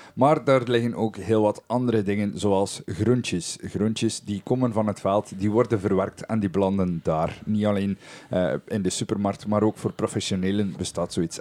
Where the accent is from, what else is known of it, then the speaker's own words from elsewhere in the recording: West Flanders, Belgium; hier bij ons in West-Vlaanderen